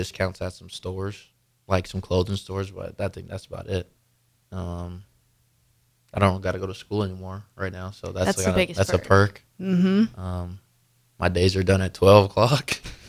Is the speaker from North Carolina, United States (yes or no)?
yes; North Carolina, United States; No, so I was born in North Carolina. So okay. I lived there since I was 8, so we got a little bit of snow.